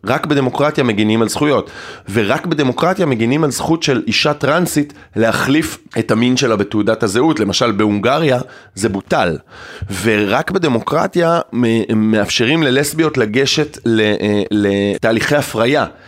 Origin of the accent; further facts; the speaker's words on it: Ein HaShofet, Haifa District, Israel; now in Tel Aviv, Israel; היום אני תל אביבי, במקור אני מקיבוץ עין השופט